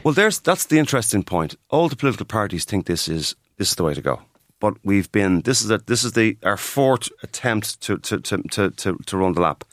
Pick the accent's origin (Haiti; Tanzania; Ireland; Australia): Ireland; Dublin, Leinster; I grew up in Clydalch, I'm very close to, to Ballyfermot